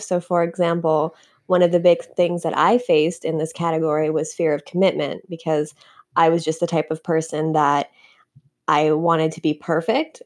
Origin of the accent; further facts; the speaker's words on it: Canada; moved away as an adult; now in United States; I'm from Canada.